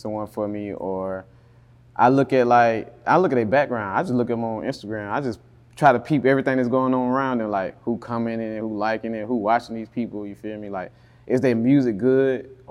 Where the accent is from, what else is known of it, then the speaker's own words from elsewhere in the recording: Atlanta, Georgia, United States; I'm from Atlanta